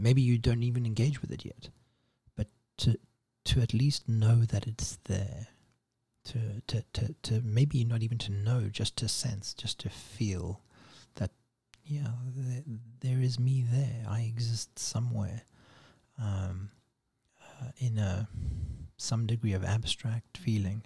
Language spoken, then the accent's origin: English; South Africa; my house growing up in South Africa